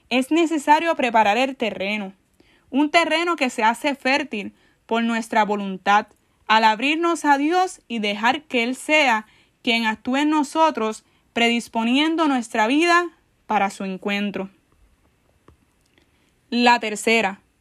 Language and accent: Spanish; San Juan, Puerto Rico; tengo 23 años. Soy de San Juan, Puerto Rico. Actualmente asisto a la parroquia Santa Bernardita en San Juan.